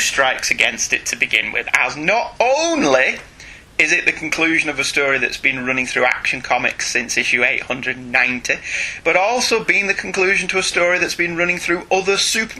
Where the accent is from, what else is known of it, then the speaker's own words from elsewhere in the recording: United Kingdom; We're not fake British people.